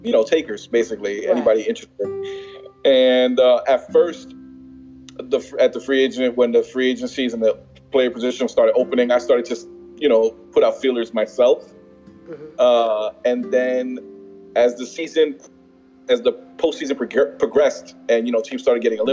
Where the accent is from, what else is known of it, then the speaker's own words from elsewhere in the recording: New York City, New York, United States; Born and raised in the Bronx